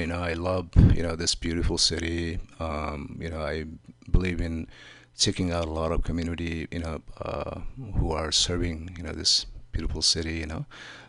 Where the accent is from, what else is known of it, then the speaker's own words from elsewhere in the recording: Midwest Nepal, Nepal; also born or lived in Kathmandu, Nepal; now in San Francisco Bay Area, United States; village where I grew up in Midwest Nepal